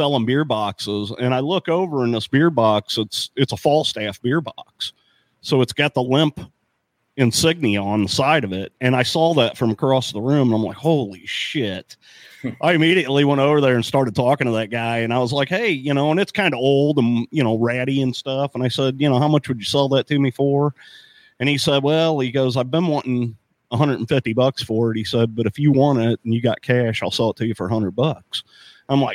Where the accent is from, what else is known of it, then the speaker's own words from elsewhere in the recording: St. Louis, Missouri, United States; also born or lived in Arnold, Missouri; I grew up in St. Louis. I grew up in South St. Louis